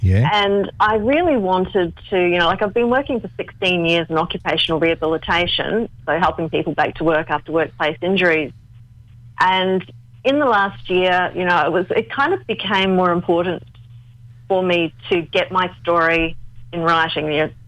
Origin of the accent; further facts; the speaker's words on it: Australia; born there; I'm Australian born, but I've got, Yugoslav and...